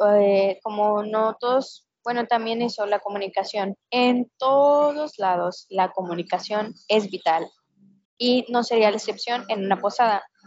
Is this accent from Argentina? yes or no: no; Mexico; Somos mexicanos